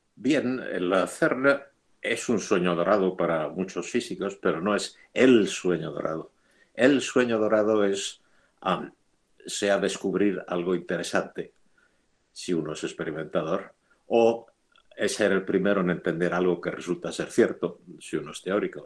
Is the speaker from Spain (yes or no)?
yes; Madrid, Community of Madrid, Spain; moved away as an adult; also born or lived in Geneva / Boston; Yo soy madrileño y um, cuando yo era, cuando yo nací, Madrid tenía más o menos medio millón de habitantes